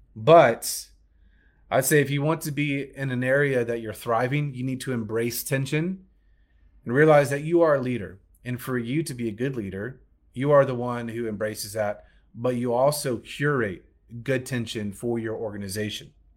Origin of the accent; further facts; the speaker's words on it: Alabama, United States; accent: Southern; That was my Southern accent coming out. Oh, my Alabama roots